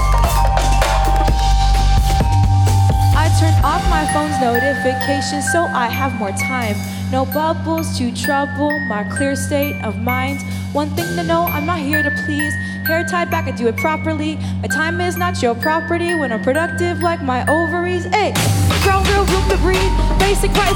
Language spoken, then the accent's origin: English; New York City, New York, United States; I spent some time when I was growing up in New York City, you know, to two fairly traditional Indian parents